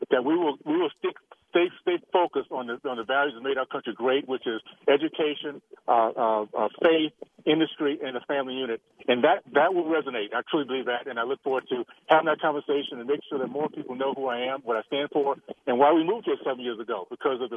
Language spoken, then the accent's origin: English; Tallahassee, Florida, United States; moved away; the values I grew up with in Tallahassee, Florida, back in the long, you know, long, long ago, Deep South